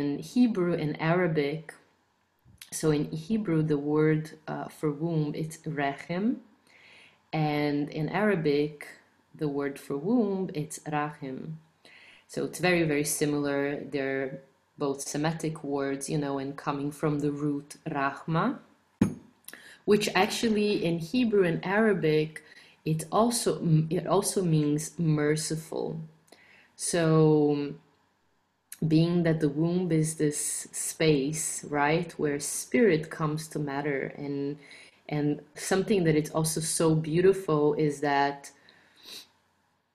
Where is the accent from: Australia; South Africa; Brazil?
Brazil; I am from Brazil